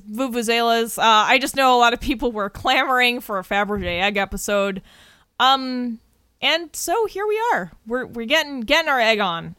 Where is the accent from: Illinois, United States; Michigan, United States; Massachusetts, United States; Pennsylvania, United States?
Massachusetts, United States; We are from Massachusetts